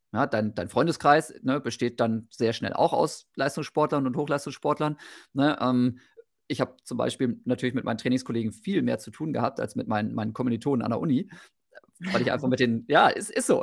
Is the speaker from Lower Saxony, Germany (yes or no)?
yes; Osnabrück, Lower Saxony, Germany; moved away as an adult; also born or lived in Bochum-Wattenscheid; now in Mettmann, Germany; wohne mittlerweile in Mettmann, bin aufgewachsen in Osnabrück